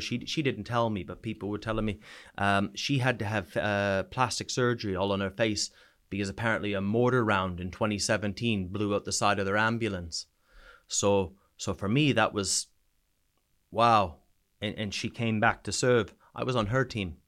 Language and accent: English; New Brunswick, Canada; moved away as an adult; also born or lived in Sweden; now in United Kingdom; province is called New Brunswick